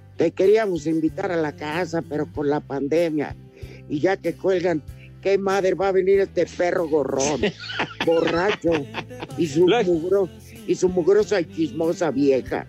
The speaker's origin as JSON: {"language": "Spanish", "country": "Mexico", "said": "así somos los mexicanos"}